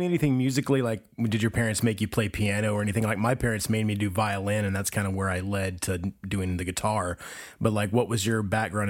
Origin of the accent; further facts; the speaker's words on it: Indiana, United States; moved away; also born or lived in Gulf Shores, Alabama; growing up in the Midwest in Indiana